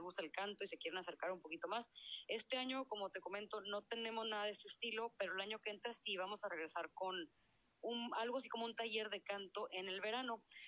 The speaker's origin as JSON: {"language": "Spanish", "country": "Mexico", "said": "yo que soy de México"}